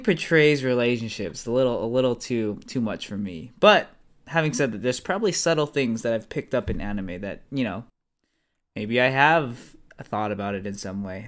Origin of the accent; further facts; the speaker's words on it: United States; I'm, obviously, I'm American